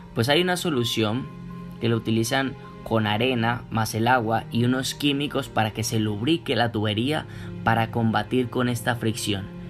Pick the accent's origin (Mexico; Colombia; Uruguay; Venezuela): Colombia; nosotros somos colombianos